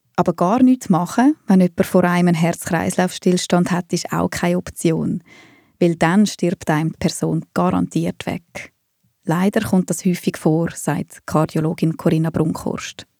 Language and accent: German; Switzerland; bei uns in der Schweiz macht es eben jeder Kanton ein bisschen anders